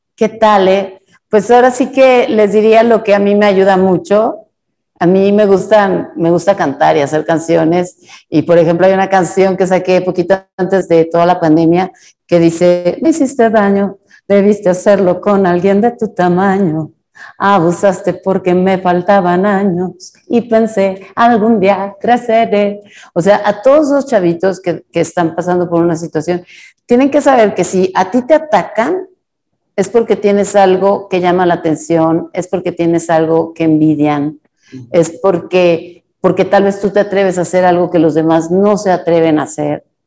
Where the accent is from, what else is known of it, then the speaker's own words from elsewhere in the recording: Monterrey, Nuevo León, Mexico; yo soy de Monterrey